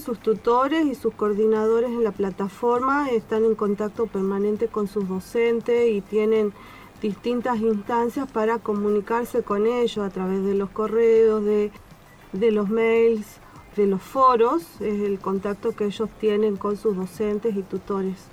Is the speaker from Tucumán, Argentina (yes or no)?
yes; Tucumán, Argentina; moved away as an adult; now in Esperanza Base, Antarctica; yo soy de Tucumán, vine acá con mi esposo